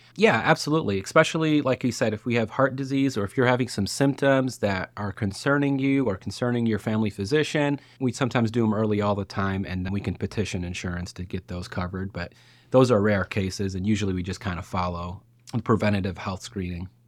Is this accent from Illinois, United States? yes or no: yes; Lockport, Illinois, United States; I'm actually from Lockport, Illinois